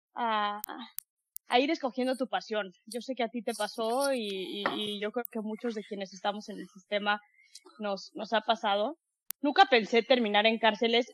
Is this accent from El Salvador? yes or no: no; Mexico; me encantó que fuera en, en, en, en, en mi país